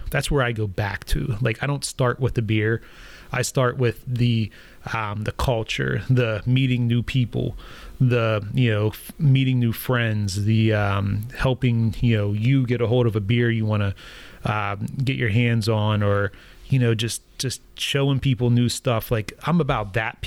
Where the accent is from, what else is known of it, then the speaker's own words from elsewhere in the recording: Belle Vernon, Pennsylvania, United States; I'm from Bell Vernon, actually. It's originally where I'm from. And I graduated like in the early 2000s